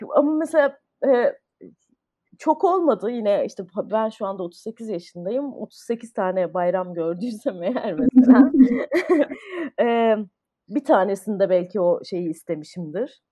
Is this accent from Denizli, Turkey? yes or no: no; Ankara, Turkey; moved away as an adult; also born or lived in United States; now in Istanbul, Turkey; ben Ankara'da doğdum. Ee, lise sona kadar Ankara'daydım.